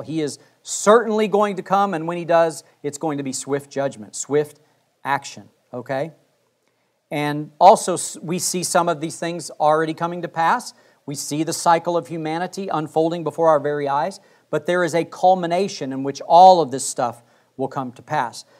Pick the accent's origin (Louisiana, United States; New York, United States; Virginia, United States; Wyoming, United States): Wyoming, United States; I grew up in Wyoming.